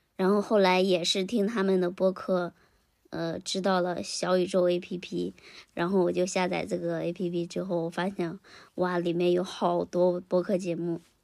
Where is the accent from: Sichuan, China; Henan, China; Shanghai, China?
Henan, China; 我呢，现在是，也是在一个小县城里面工作。嗯，是在我们家乡的，呃，河 河南一个，一个，一个小县城，属于，属于一种躺平生活吧